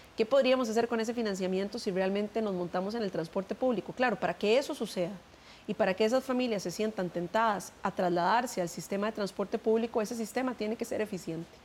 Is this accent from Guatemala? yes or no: no; Costa Rica; nosotros como equipo, como costarricenses